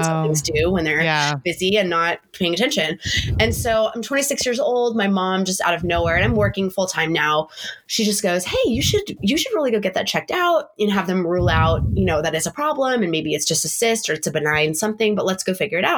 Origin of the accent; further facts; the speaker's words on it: San Diego, California, United States; moved away as an adult; now in Montana, United States; we're from San Diego and, you know, it's normally 80 degrees into like Thanksgiving time